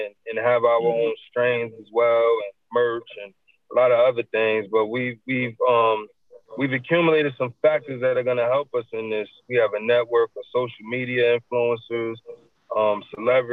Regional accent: New Jersey, United States; I grew up in New Jersey

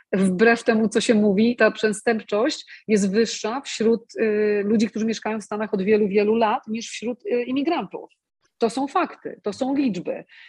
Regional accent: Poland; now in United States; ja jestem z Polski

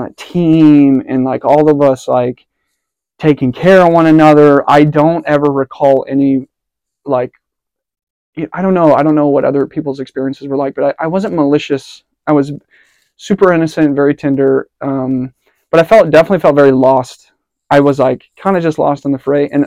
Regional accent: Cincinnati, Ohio, United States; I was born in Cincinnati in 95

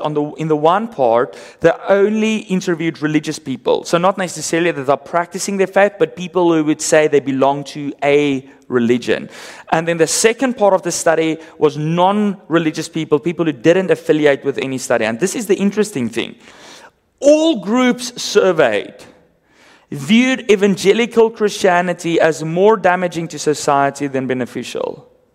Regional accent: South Africa; accent: Afrikaans; first language Afrikaans; English is a second language; My first language, Afrikaans

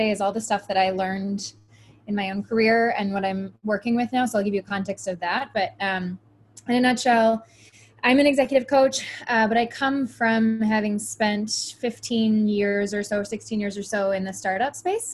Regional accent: Michigan, United States; moved away; also born or lived in Chicago / Florida; I'm originally from Michigan

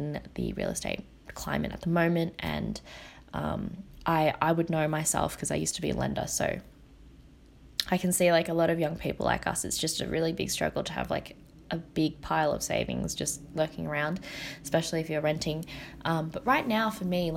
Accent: Australia; growing up in Australia as a Vietnamese, like an Asian Australian

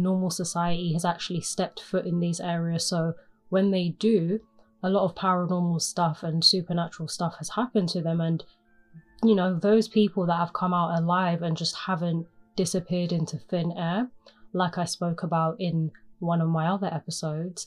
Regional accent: England, United Kingdom; I am from England

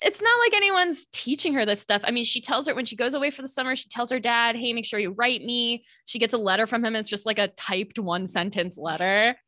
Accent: central Florida, United States; suburban central Florida

